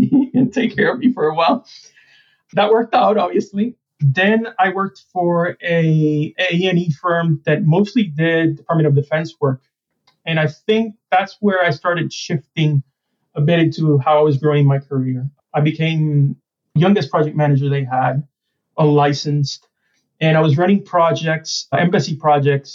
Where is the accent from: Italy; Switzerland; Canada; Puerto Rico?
Puerto Rico; San Germán; moved away; I grew up in San Germán, Puerto Rico, which is one of the oldest towns in the Americas